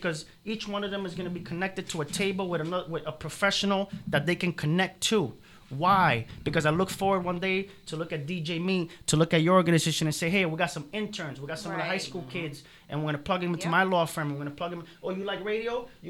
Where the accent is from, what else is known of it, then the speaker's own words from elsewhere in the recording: New York City, New York, United States; moved away as an adult; now in Miami, United States; I'm a New York City guy, like I said, right? Mm-hmm. Born and bred in the Bronx.